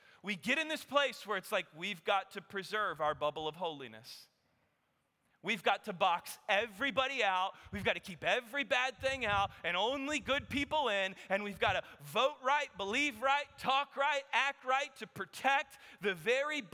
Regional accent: Kansas, United States; now in Texas, United States; I grew up playing basketball in Kansas

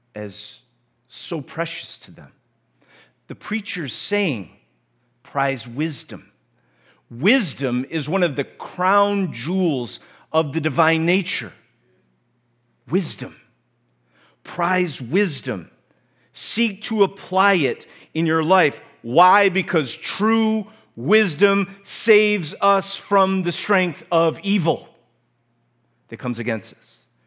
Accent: United States; accent: American; my American accent

